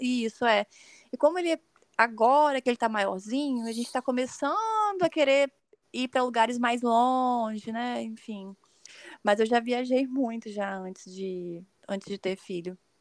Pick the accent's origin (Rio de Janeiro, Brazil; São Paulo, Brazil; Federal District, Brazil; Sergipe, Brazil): Rio de Janeiro, Brazil; São Pedro da Aldeia; moved away as an adult; also born or lived in Vitória, Espírito Santo; now in Vila Velha, Brazil; eu nasci em Vitória, no Espírito Santo. Eu moro atualmente em Vila Velha, também no Espírito Santo. Mas eu já morei é, durante a minha infância e minha adolescência em São Pedro da Aldeia, no Rio de Janeiro.